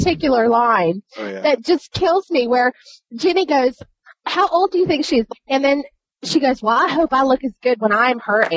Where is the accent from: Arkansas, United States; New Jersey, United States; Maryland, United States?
Arkansas, United States; I actually am from Arkansas